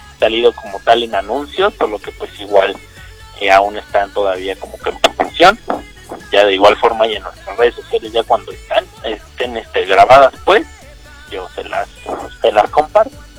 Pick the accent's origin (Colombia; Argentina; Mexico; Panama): Mexico; soy justamente mexicano, así igual aquí en México